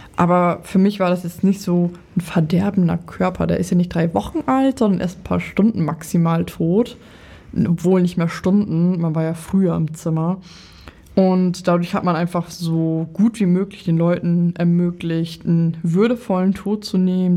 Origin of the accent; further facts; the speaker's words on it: Lower Saxony, Germany; Ich komme ja aus Niedersachsen